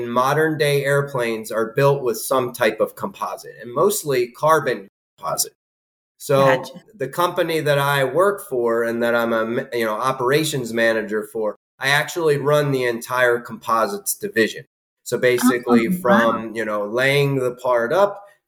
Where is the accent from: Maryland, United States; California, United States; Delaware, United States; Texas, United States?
Delaware, United States; Newark; I grew up in Newark, Delaware.